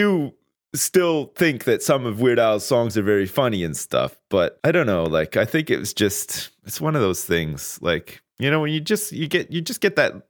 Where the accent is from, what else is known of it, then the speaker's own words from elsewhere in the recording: Ottawa, Ontario, Canada; I grew up there. I was born there. I was born on June the 5th, 1980 at Riverside Hospital, which is still there.